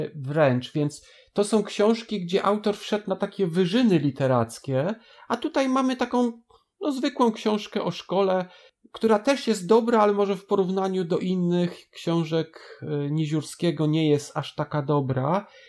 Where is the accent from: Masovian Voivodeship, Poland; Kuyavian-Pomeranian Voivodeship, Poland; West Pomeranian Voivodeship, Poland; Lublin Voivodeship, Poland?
Kuyavian-Pomeranian Voivodeship, Poland; Bydgoszcz; u nas w Bydgoszczy